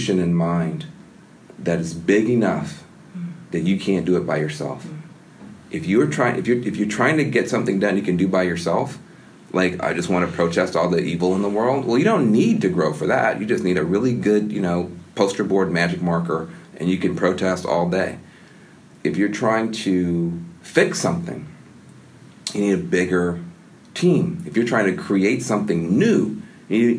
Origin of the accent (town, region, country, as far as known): the American South, Southern United States, United States; moved away